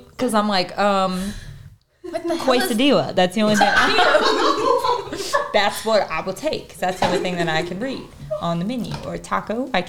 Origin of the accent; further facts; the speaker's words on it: Midwest, United States; we're both from the Midwest